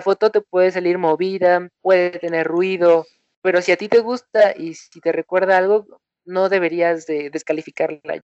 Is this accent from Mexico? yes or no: yes; Morelos, Mexico; yo soy de Morelos, de México. Es una ciudad mm, más o menos grande, pero en realidad es bastante bonita. No es un pueblo, pero tampoco es una ciudad muy urbana, llena de edificios. Eh, y aquí me tocó nacer